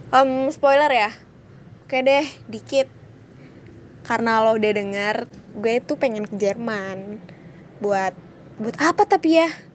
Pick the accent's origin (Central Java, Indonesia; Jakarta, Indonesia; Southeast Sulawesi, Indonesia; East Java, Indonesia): Jakarta, Indonesia; asal gue juga dari Jakarta